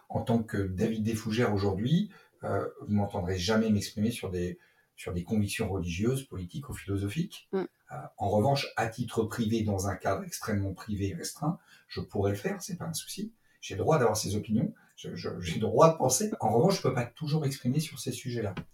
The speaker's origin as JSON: {"language": "French", "region": "Brittany", "country": "France", "tie": "born or raised there", "said": "je suis donc je suis né en Bretagne. J'ai passé une bonne partie de, ma jeunesse en Bretagne"}